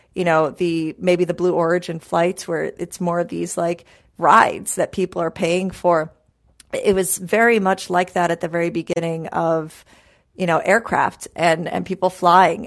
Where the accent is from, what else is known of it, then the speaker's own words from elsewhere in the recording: New York City, New York, United States; growing up in New York City